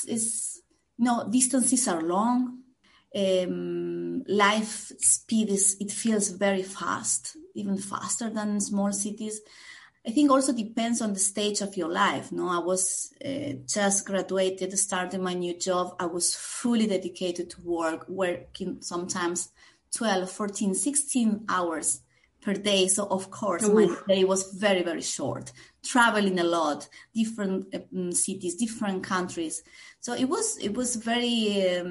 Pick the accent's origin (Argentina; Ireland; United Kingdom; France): Argentina; Santiago del Estero; moved away as an adult; also born or lived in Buenos Aires, Argentina; now in Basel, Switzerland; I originally come from the north of Argentina, and my first big move was to from Santiago, my hometown, to Buenos Aires